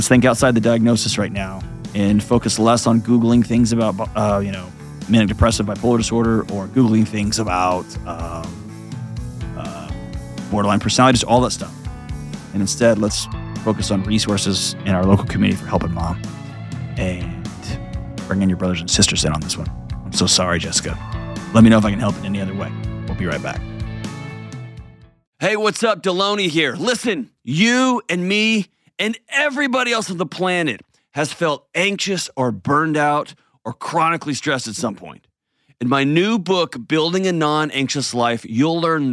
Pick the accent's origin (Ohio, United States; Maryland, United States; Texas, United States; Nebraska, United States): Texas, United States; now in Tennessee, United States